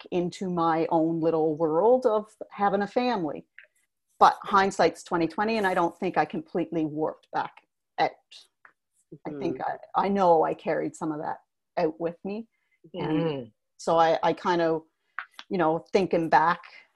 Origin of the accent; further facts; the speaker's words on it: East Coast, Canada; moved away as an adult; also born or lived in Alberta; Born and raised on the East Coast. So it was good to be back home